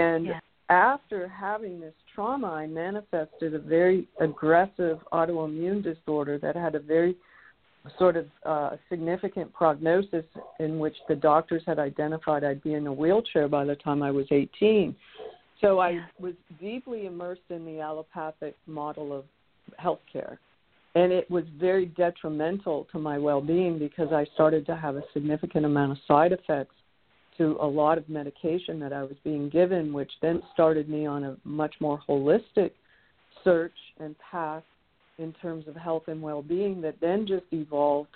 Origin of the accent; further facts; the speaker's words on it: Toronto, Ontario, Canada; I was the third child of three children in an Irish Catholic home growing up in Toronto.